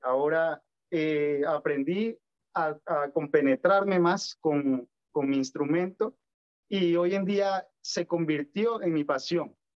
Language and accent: Spanish; Valera, Trujillo, Venezuela; moved away as an adult; now in Santiago, Chile; fue allá donde me formé, en mi querida Valera, donde aprendí todo esto y todos mis valores